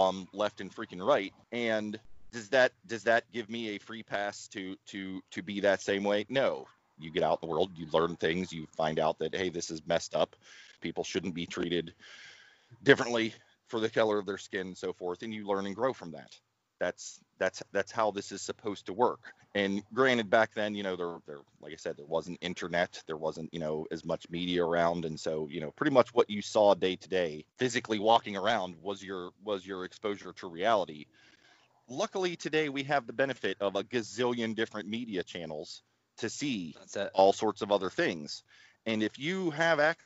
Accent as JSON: {"language": "English", "region": "Ohio Valley", "country": "United States", "tie": "born or raised there", "said": "I grew up in the Ohio Valley"}